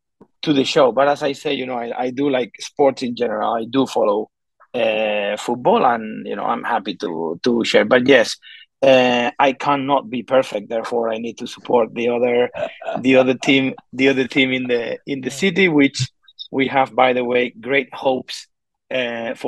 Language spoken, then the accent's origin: English; Barcelona, Catalonia, Spain; moved away; I left my hometown Barcelona